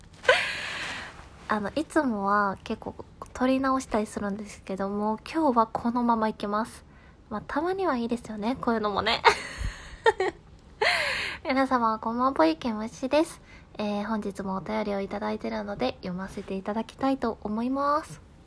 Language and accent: Japanese; Kansai, Japan; accent: Kansai-ben; 多分これ関西弁やからかな